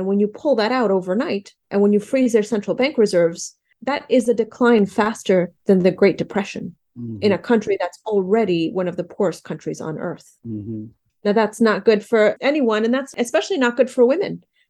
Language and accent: English; New York City, New York, United States; also born or lived in Afghanistan; But I was born in Afghanistan. I came to the U.S. as a child. So I grew up in New York City and it's a very different world.